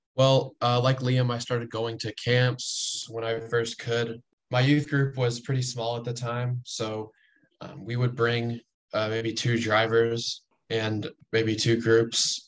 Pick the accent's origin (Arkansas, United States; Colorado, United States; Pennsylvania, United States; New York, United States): Arkansas, United States; Little Rock; I'm from Little Rock. I grew up in Little Rock